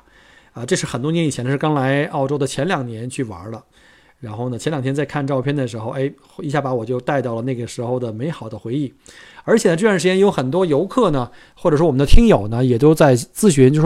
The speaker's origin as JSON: {"language": "Chinese", "region": "Beijing", "country": "China", "moved": "as an adult", "lives_now": "Australia", "said": "我记得我当年来旅呃来这个移民的时候，那时候我从北京过来的时候呢，是一一年，一零年一一年"}